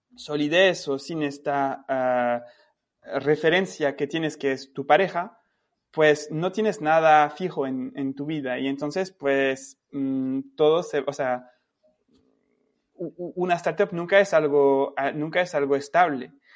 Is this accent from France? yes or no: yes; France; yo tengo como francés y, europeo